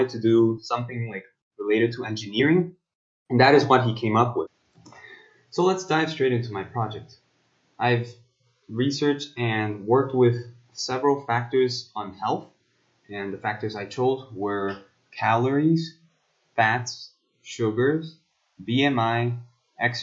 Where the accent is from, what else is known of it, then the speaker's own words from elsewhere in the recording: South Korea; I am a South Korean student myself